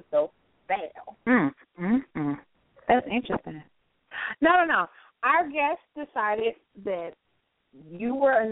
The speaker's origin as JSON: {"language": "English", "region": "North Carolina", "country": "United States", "accent": "southern", "said": "I'm from North Carolina."}